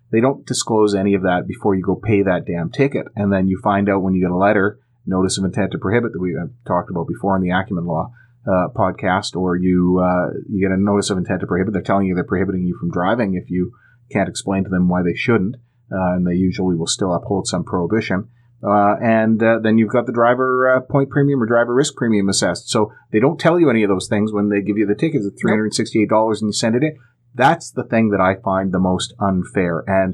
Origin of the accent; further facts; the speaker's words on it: Alberta, Canada; now in British Columbia, Canada; I moved here from Alberta, the land of the free. And I still feel that I'm separated from my homeland